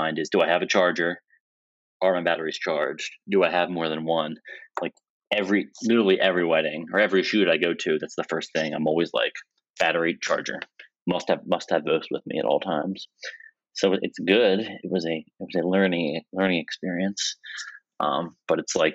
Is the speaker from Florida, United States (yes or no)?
no; New Jersey, United States; moved away as an adult; also born or lived in Virginia; I was living in Virginia at the time, and I'm from New Jersey